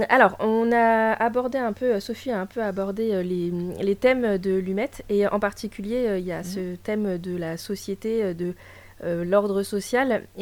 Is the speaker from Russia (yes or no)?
yes; Russia; Euh, je suis russe.